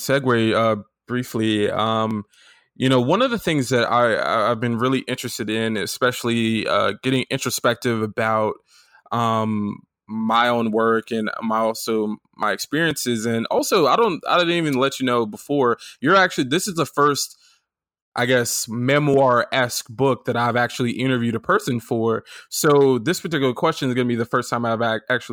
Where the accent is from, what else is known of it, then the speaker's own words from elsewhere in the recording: Florida, United States; I'm, you know, from the South, family from the South, and grew up in Florida